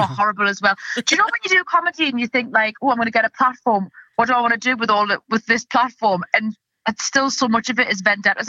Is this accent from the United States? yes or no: no; North East England, United Kingdom; accent: Geordie; But my accent's gone all weird from doing comedy because I've had to soften it and change it and adapt it so everyone can understand. And now I can hear myself saying Scouse things, which is just diabolical to mix Geordie and Scouse.